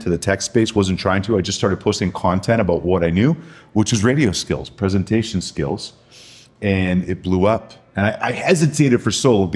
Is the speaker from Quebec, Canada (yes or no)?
yes; Montreal, Quebec, Canada; moved away; I grew up in Montreal, Canada